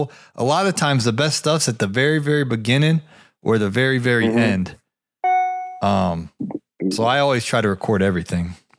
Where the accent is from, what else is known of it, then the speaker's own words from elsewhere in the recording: Ohio, United States; I'm from Ohio.